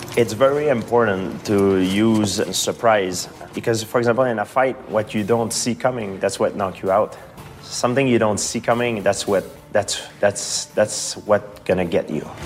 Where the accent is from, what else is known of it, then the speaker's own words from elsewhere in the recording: Nova Scotia, Canada; my hometown.